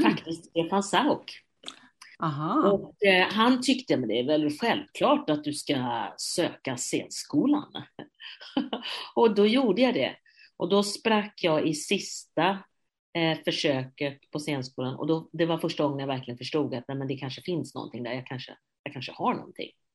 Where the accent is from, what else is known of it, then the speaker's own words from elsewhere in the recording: Gothenburg, Västra Götaland, Sweden; jag som göteborgare